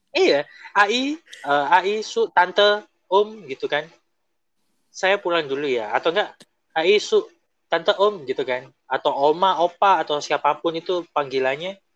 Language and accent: Indonesian; Surabaya, East Java, Indonesia; also born or lived in Taiwan; senior-senior Indonesia waktu di Taiwan itu kan yang pertama mantannya orang Jakarta ya kan aku orang Surabaya